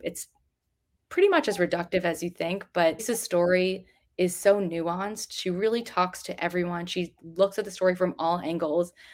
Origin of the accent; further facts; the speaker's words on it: New Jersey, United States; I grew up in New Jersey